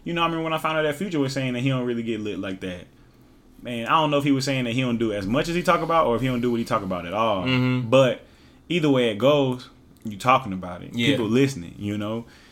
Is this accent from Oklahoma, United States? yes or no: yes; Oklahoma, United States; also born or lived in Hawaii / Lawton, Oklahoma; I'm from Oklahoma. We listen to a lot of Texas rap.